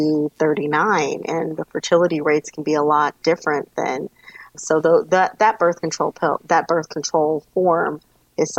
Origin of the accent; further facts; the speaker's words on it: Los Angeles, California, United States; moved away; I am originally from Los Angeles, California